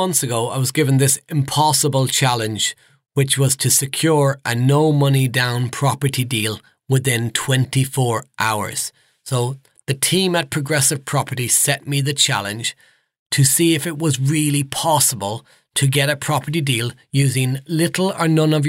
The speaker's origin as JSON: {"language": "English", "area": "Nottinghamshire", "region": "East Midlands", "country": "United Kingdom", "said": "Now, I'm from the Midlands, so up around Nottinghamshire."}